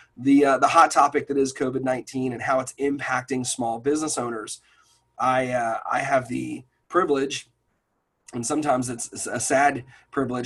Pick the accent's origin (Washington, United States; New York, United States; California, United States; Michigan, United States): New York, United States; moved away; I'm originally from New York